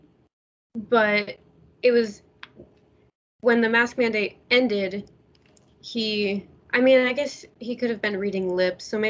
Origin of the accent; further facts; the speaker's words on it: Idaho, United States; I'm from Idaho